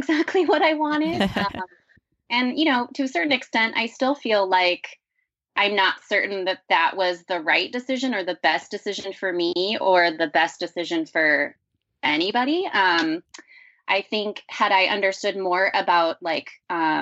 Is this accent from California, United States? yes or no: yes; Los Angeles, California, United States; I'm from Los Angeles originally.